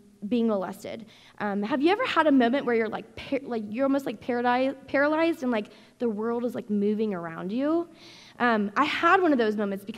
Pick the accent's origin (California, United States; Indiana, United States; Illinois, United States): Indiana, United States; moved away as an adult; also born or lived in Arizona; I was born and raised in Indiana